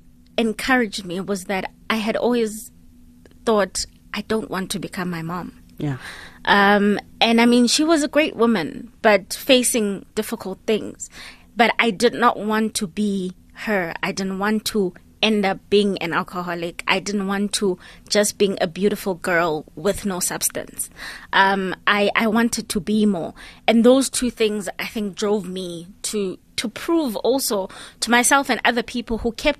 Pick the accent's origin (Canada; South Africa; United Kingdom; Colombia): South Africa; Grahamstown, Eastern Cape; So growing up in Grahamstown, Ekhini, was an interesting kind of roadmap for me, because then I moved around a lot